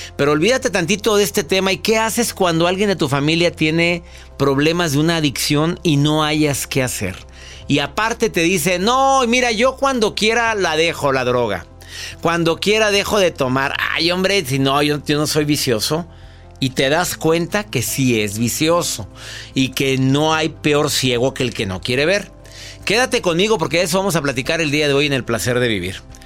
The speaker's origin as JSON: {"language": "Spanish", "country": "Mexico", "said": "en mi país, en México"}